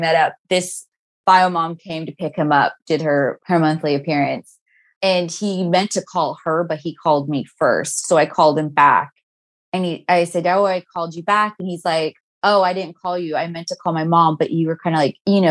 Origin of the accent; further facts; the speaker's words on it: Orange County, California, United States; I grew up in Orange County in general, but like in a different city